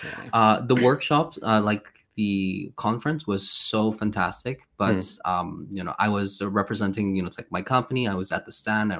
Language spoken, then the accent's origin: English; Malmö, Skåne, Sweden; moved away as an adult; also born or lived in United Kingdom / South Korea; now in Poland; originally I'm from Sweden, right? So I lived in Sweden for a very long time. And this my city is Malmo